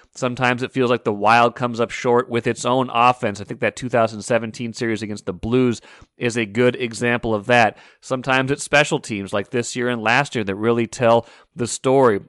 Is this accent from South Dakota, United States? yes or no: no; North Dakota, United States; now in Minnesota, United States; I am a Midwesterner, North Dakota native, Minnesotan for a long time now.